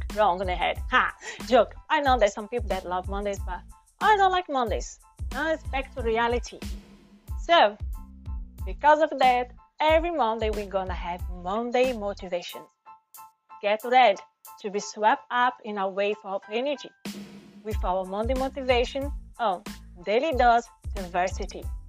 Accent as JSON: {"language": "English", "country": "Brazil", "accent": "Brazilian", "first_language": "Portuguese", "second_language": "English", "said": "my first language is portuguese i'm from brazil"}